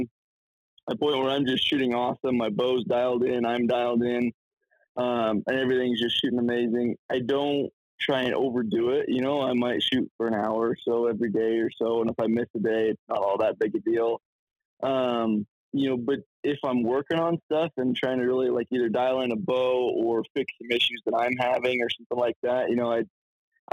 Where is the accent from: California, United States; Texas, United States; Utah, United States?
Utah, United States; I grew up here in Utah